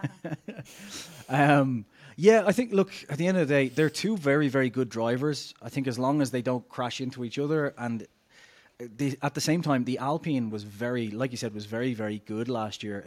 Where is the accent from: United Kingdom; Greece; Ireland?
Ireland; I'm Irish